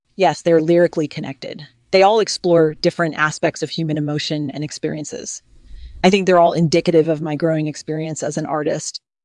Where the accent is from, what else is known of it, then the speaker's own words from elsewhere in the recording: Midwest, United States; moved away as an adult; now in Los Angeles, United States; I was born and raised in the Midwest